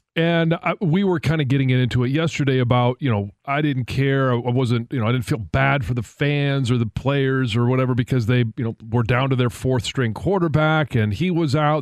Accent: Michigan, United States; I was born here, raised here

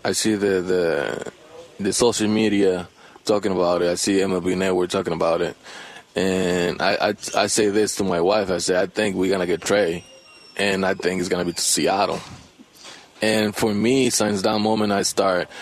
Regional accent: Dominican Republic; English is a second language; moved away as an adult; now in United States; I grew up in the Dominican

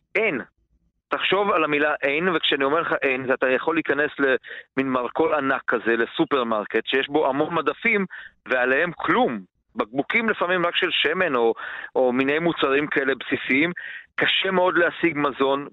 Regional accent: Baia Mare, Maramureș County, Romania; moved away; בעיר שבה אני גדלתי, בבעיימר

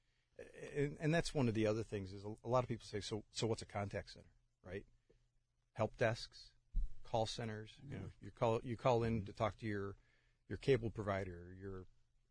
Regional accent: Buffalo, New York, United States; moved away as an adult; now in Pittsburgh, United States; I'm originally from Buffalo, New York.

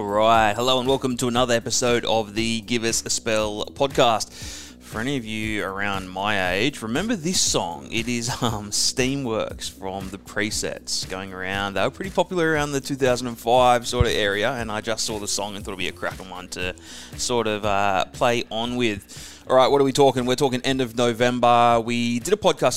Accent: Perth, Western Australia, Australia; moved away; it's my hometown. I do love Perth

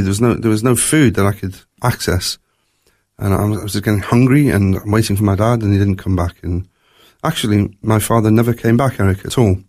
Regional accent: Durban, KwaZulu-Natal, South Africa; also born or lived in Glasgow, Scotland; when I was three years old, my family, my mum and my dad and me, we emigrated to South Africa

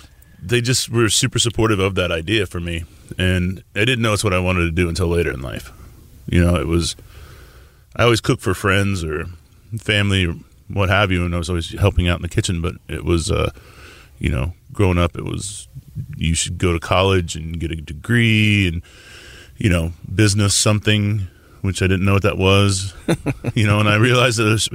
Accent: Tulsa, Oklahoma, United States; also born or lived in Nebraska; now in Houston, United States; I grew up in Tulsa. Born in Nebraska and grew up in Tulsa.

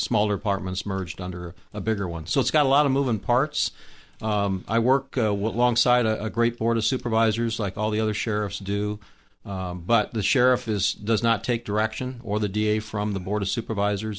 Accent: Indio, California, United States; I was actually from the Indio area. I grew up in the old Indio Palm Desert, La Quinta area.

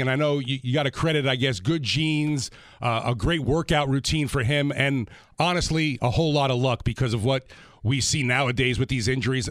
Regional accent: New Jersey, United States; As a kid growing up in New Jersey

